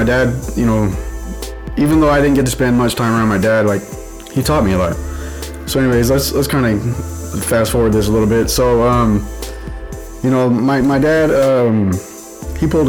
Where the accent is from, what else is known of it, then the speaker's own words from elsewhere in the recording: Houston, Texas, United States; moved away; also born or lived in Colorado Springs, Colorado / Las Vegas, Nevada; I grew up in Houston